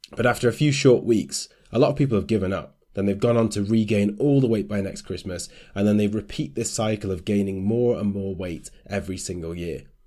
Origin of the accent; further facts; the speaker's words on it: United Kingdom; as British people